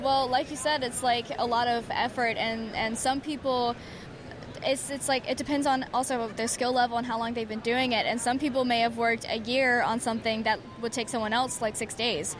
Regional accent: Alabama, United States; I'm from Alabama

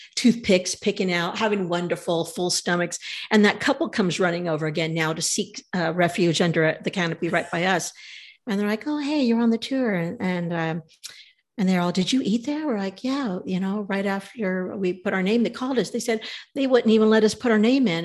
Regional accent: California, United States; We're from California

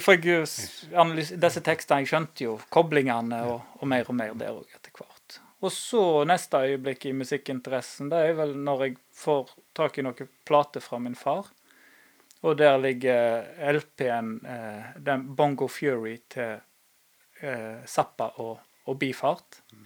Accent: Norway; vi vokste opp på Haga

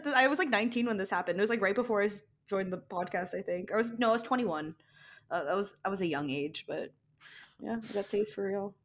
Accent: Saudi Arabia; moved away; I was born, I was born in Saudi Arabia, so I was born in the middle of the desert.

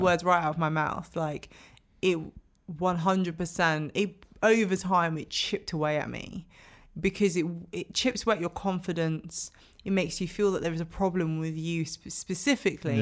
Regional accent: London, United Kingdom; growing up in London

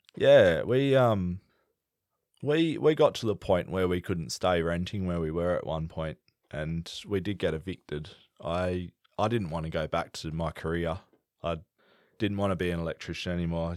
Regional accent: the Pilbara, Western Australia, Australia; also born or lived in Perth, Western Australia; I grew up in the Pilbara from, well, where I could remember from anyway. I was born in Perth

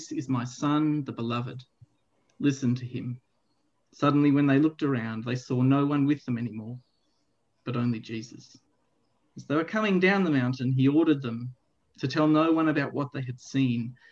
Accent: Melbourne, Victoria, Australia; I grew up in a church, relatively small church, I suppose, in the eastern suburbs of Melbourne

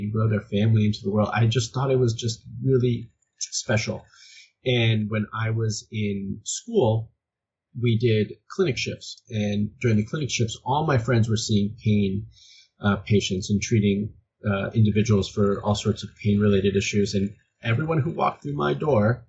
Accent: Miami, Florida, United States; moved away as an adult; now in California, United States; I'm originally from Miami

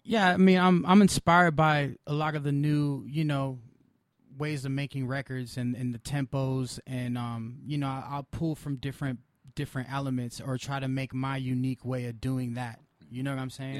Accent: Pasadena, California, United States; I grew up in Pasadena, so it was like a mixture of a bunch of people.

